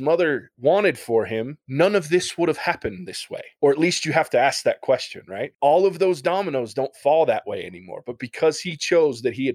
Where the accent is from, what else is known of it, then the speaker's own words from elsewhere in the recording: Ohio, United States; I'm from Ohio.